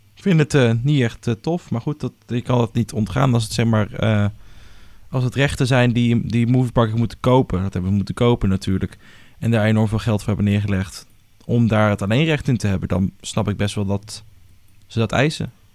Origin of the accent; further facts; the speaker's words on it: Netherlands; Wij als Hollanders